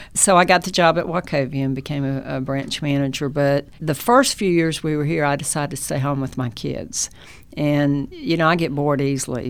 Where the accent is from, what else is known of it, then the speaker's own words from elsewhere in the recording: North Carolina, United States; also born or lived in Chicago; now in Dalton, United States; I'm from North Carolina so I grew up in a small town